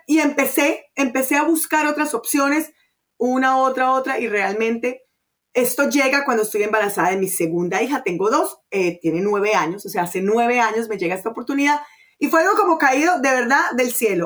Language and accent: Spanish; Colombia; moved away; also born or lived in Venezuela; yo soy colombiana, pero bueno, viví en Venezuela muchos años